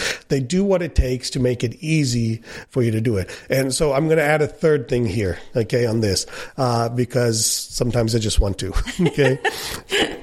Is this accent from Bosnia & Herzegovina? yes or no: no; India; as an Indian